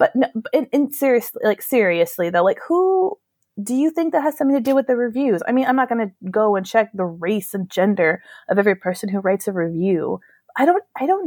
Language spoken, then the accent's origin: English; United States; moved away as an adult; now in Europe; I am very afraid to go back to my home country